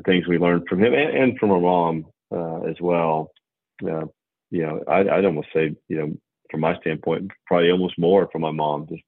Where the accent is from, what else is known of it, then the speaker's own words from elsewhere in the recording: San Antonio, Texas, United States; born there; Her family and I was born in San Antonio.